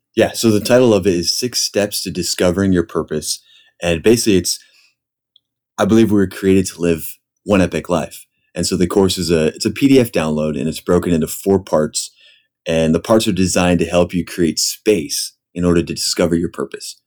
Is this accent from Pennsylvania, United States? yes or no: yes; Pennsylvania, United States; moved away as an adult; now in San Diego, United States; I grew up actually in Pennsylvania